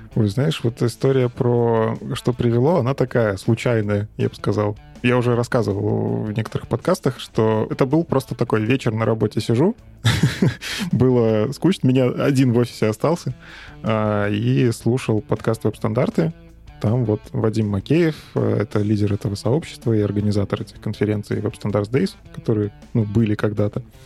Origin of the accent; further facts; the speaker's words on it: Minsk, Belarus; я сам из Минска, из Беларуси